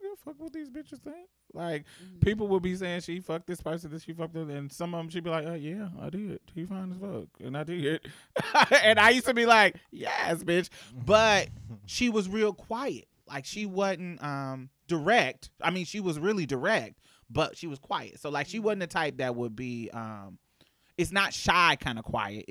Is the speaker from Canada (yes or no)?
no; Indianapolis, Indiana, United States; moved away as an adult; So because I was from Indianapolis, I was clicked with the northern people.